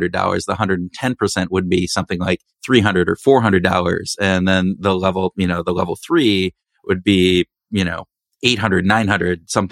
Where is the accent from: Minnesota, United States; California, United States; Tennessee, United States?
Minnesota, United States; we are from Minnesota, Minnesota nice